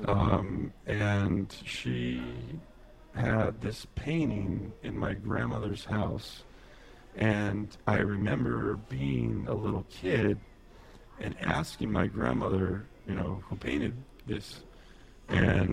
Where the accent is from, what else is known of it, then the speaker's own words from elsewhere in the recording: Imperial Valley, California, United States; moved away as an adult; we grew up out in the Imperial Valley